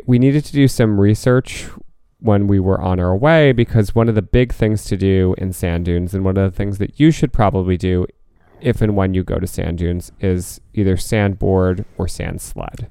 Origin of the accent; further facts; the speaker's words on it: Northeast, United States; growing up in the Northeast